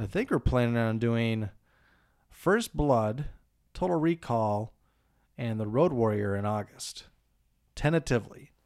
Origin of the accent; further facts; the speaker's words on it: Montevideo, Minnesota, United States; my hometown of Montevideo